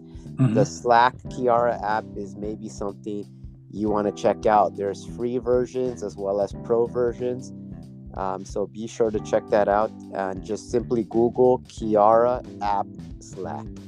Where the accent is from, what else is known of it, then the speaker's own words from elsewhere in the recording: United States; moved away as an adult; now in Seoul, South Korea; I'm an American. I've been living in Korea for the past 10 years